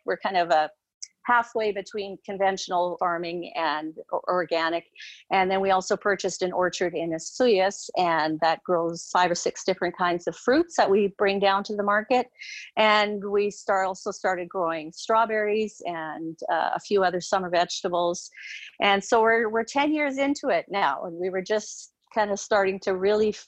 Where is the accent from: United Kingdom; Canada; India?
Canada; Abbotsford, British Columbia; We were both born and raised in Abbotsford, so grew up, had a farming background.